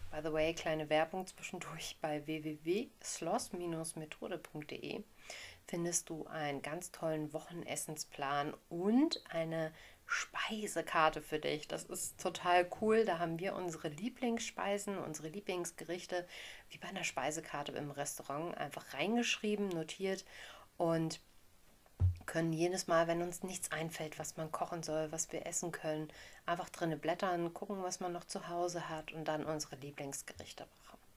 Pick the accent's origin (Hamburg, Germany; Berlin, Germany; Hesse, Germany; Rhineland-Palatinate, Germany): Hamburg, Germany; born there; Ich bin Nordlicht, bin in Hamburg geboren.